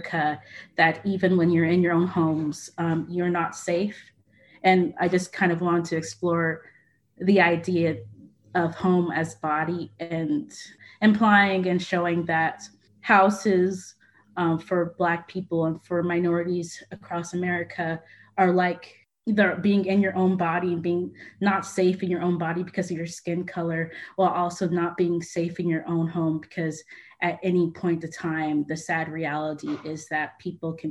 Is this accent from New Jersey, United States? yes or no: no; Franklin, Tennessee, United States; growing up in Tennessee, it's basically the main thing that we learned. And especially since I grew up in Franklin